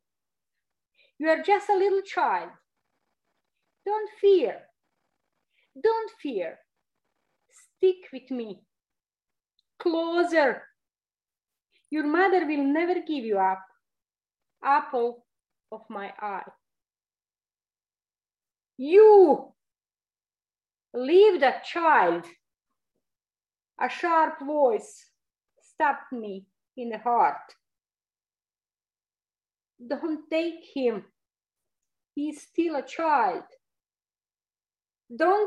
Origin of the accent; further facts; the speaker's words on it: Kozarac, Republika Srpska, Bosnia & Herzegovina; now in Canada; coming from the little town named Kozarac